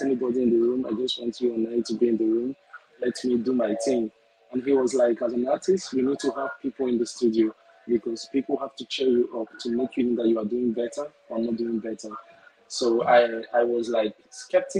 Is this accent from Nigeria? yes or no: yes; Nigeria; I'm actually from Nigeria